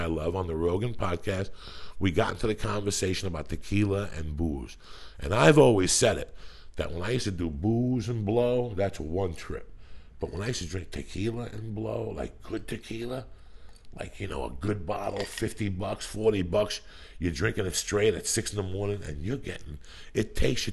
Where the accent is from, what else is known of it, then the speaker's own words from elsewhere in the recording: New Jersey, United States; moved away as an adult; also born or lived in Colorado; I'm from Jersey